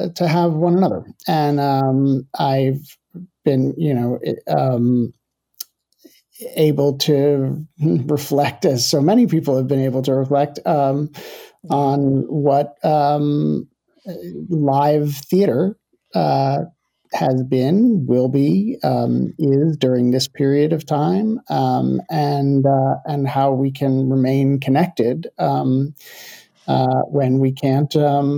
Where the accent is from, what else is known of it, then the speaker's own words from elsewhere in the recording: Livingston, New Jersey, United States; I was born and raised in New Jersey, and Livingston, New Jersey was my hometown, is my hometown